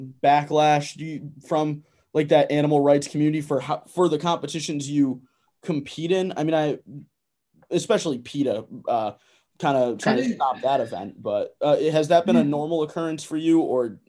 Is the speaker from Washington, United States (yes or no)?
no; Connecticut, United States; I'm from Connecticut, I think.